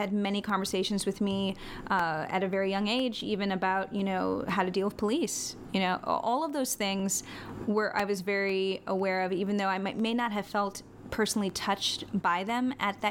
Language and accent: English; New York, United States; I was born in New York